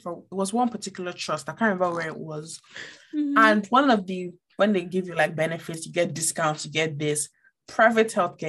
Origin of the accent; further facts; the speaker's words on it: Niger; see, I grew up in Niger for a good amount of time